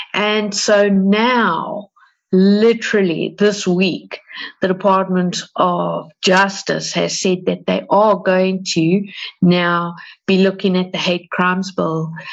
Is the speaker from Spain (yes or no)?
no; South Africa; We're from South Africa